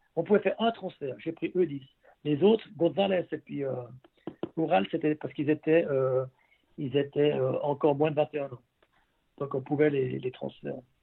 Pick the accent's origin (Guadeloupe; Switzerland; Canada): Switzerland; Vernier, Geneva; also born or lived in Beauvais; quand je venais des juniors de Vernier